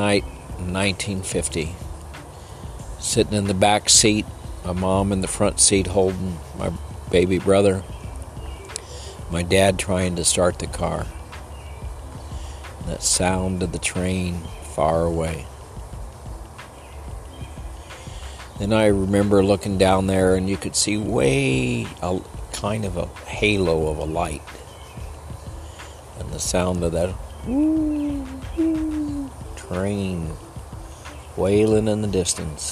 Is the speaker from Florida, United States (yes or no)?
no; El Paso, Texas, United States; I was born in El Paso, down by the Rio Grande in the lower valley